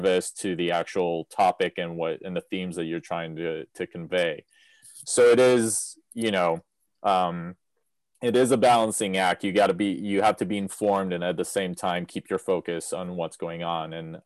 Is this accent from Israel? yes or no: yes; Israel; moved away; I grew up in Israel, so, you know, I come from the Middle East